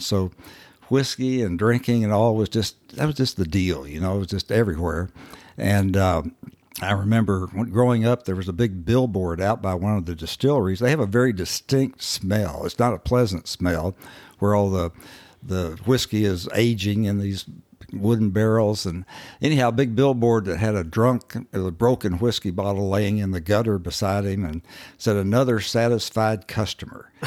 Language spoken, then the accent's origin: English; Owensboro, Kentucky, United States; moved away; I actually was born and raised in Owensboro, Kentucky, uh, up on the Ohio River